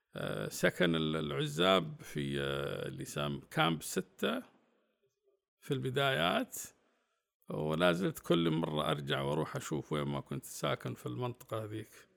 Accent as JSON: {"language": "Arabic", "country": "Saudi Arabia", "said": "كنت أنا الوحيد من السعودية"}